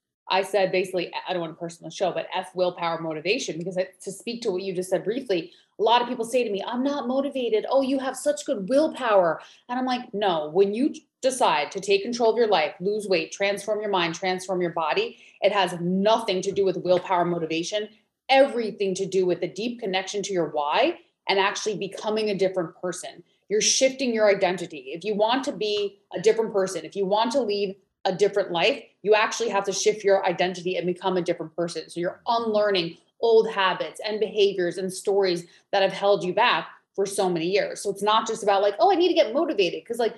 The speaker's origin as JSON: {"language": "English", "region": "New York", "country": "United States", "also_born_or_lived": "California", "accent": "New York", "moved": "as an adult", "lives_now": "Maui, United States", "said": "I'm originally from New York, so you might hear the accent come out a little bit, but now I live in beautiful Maui, Hawaii."}